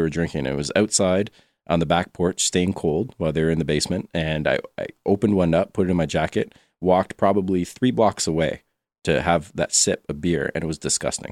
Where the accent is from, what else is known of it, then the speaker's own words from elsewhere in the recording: Quebec, Canada; I'm from Quebec